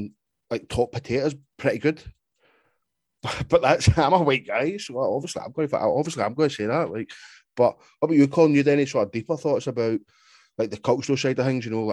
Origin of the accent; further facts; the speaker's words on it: United Kingdom; I'm British